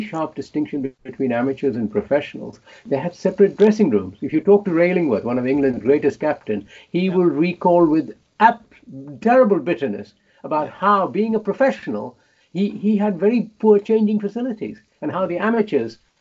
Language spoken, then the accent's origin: English; Mumbai, Maharashtra, India; moved away as an adult; now in London, United Kingdom; I grew up in Bombay, as I call it